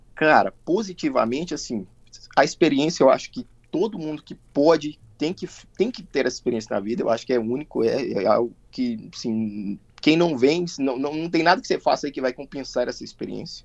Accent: Colatina, Espírito Santo, Brazil; moved away as an adult; also born or lived in Vitória, Brazil / São Paulo, Brazil; now in Clermont-Ferrand, France; Eu sou de Colatina. Mas eu já morei em Vitória também

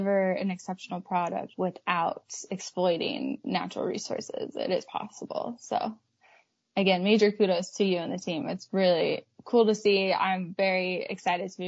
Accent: Park City, Utah, United States; I grew up in Park City

